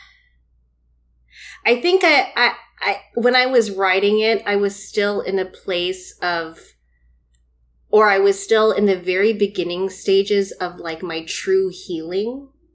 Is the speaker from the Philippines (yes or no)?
yes; Philippines; as a Filipino woman